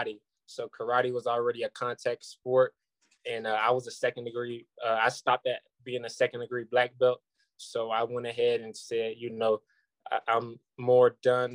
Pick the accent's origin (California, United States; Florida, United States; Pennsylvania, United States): Florida, United States; Orlando; I'm from Orlando, Florida